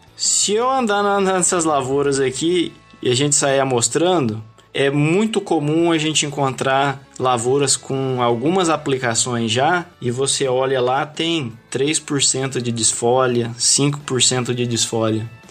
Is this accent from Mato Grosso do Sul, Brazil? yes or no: no; Assis, São Paulo, Brazil; moved away as an adult; also born or lived in Paraguaçu Paulista / Campo Verde, Mato Grosso / Sinop, Mato Grosso; now in Mato Grosso, Brazil; venho do, do estado de São Paulo, interior de São Paulo, Assis